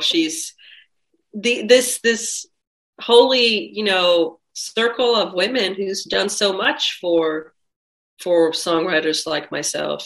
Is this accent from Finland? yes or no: yes; Finland; I'm from Finland